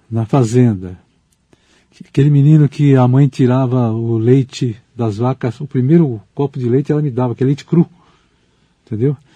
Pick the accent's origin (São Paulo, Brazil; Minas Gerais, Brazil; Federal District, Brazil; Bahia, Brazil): São Paulo, Brazil; Pirajuí; born there; Porque é, meu avô resolveu vender a fazenda onde eu nasci.